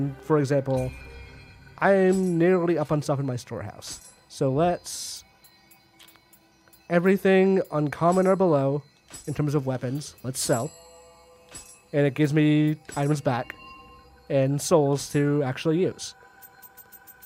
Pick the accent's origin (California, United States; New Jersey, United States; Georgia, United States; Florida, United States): Georgia, United States; I'm from Georgia